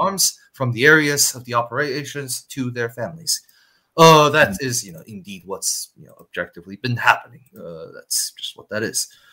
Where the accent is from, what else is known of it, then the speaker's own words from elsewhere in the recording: Shanghai, China; one of the top universities in China in my hometown Shanghai